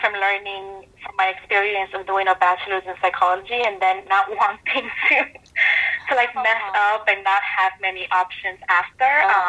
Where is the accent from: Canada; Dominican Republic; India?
Dominican Republic; born there; also born or lived in New York City, United States; And for me, I was born in the Dominican Republic, but I did not realize until I moved to North Carolina that a lot of people had this perception that all Latinos were either Mexican.